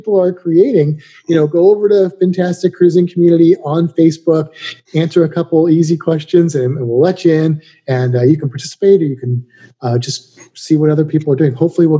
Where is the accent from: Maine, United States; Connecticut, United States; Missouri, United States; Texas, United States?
Missouri, United States; St. Louis; also born or lived in St. Petersburg, Florida; now in Riverview, United States; even growing up in St. Louis